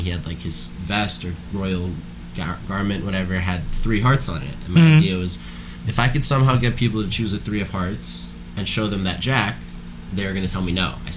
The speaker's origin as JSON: {"language": "English", "country": "United States", "tie": "born or raised there", "said": "I was born in the U.S., raised here"}